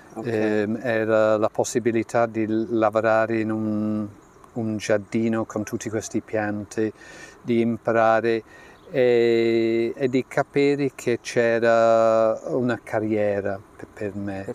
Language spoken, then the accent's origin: Italian; Yorkshire and the Humber, United Kingdom; Italian is a second language; moved away; Io sono dello Yorkshire e la casa in cui sono cresciuta eh, era un po' freddina d'inverno